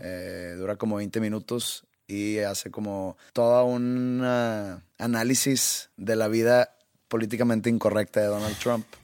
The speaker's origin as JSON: {"language": "Spanish", "country": "Mexico", "said": "Yo siendo mexicano"}